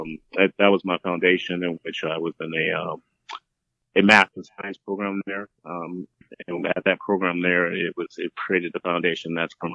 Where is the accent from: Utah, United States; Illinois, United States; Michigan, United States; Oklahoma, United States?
Michigan, United States; Detroit; also born or lived in LA County, California; now in California, United States; I'm originally from Detroit, Michigan